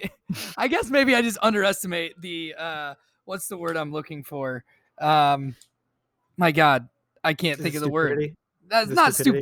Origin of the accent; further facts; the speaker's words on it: Iowa, United States; I'm from Iowa